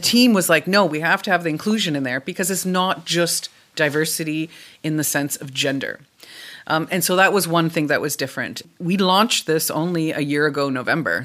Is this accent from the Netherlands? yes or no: no; Canada; now in Germany; I am a Canadian sitting in Germany